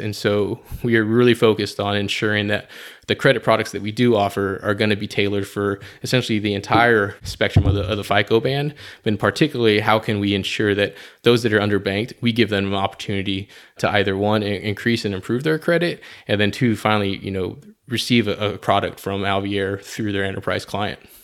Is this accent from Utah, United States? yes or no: no; San Antonio, Texas, United States; also born or lived in Colorado Springs, Colorado; I was born and raised here in San Antonio, Texas, uh, the Alamo City.